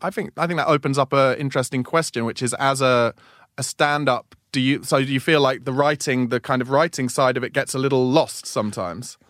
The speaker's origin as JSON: {"language": "English", "town": "Woking", "region": "South East England", "country": "United Kingdom", "moved": "yes", "said": "I came from Woking, which is provincial town"}